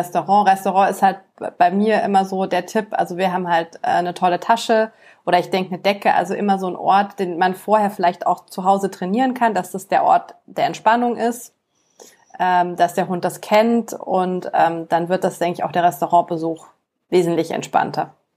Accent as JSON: {"language": "German", "town": "Munich", "region": "Bavaria", "country": "Germany", "said": "bei uns in München Marienplatz"}